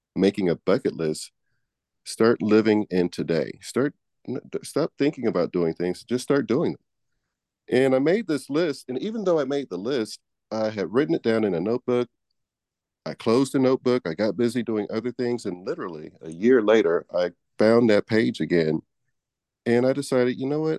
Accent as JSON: {"language": "English", "town": "Houston", "region": "Texas", "country": "United States", "also_born_or_lived": "Manhattan, New York / Laguna, Los Angeles", "moved": "yes", "said": "I am from Houston, Texas. I've lived in Manhattan, New York. I've lived in Laguna, L A, but, uh, Houston is home"}